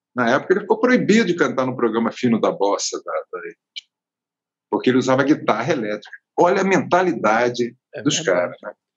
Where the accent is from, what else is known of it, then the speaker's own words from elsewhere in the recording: Rio de Janeiro, Brazil; moved away as an adult; now in Natal, Brazil; fui para o Rio com quatro anos de idade. Fui criado no Rio, aprendi a falar e ler, tudo ali